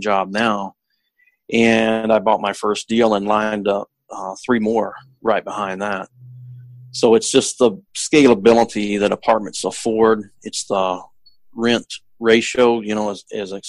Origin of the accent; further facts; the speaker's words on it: Texarkana, United States; now in Seattle, United States; I'm originally from the Texarkana area